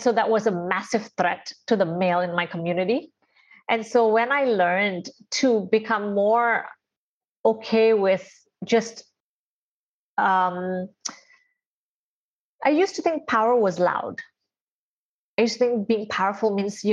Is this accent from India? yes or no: yes; India; I am Indian and I'm a girl and I'm born in an Indian family where I have eight siblings